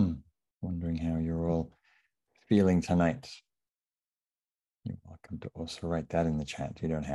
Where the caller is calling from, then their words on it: Sausalito, California, United States; So I'm calling in from Sausalito, which is just north of San Francisco on coastal Miwok land.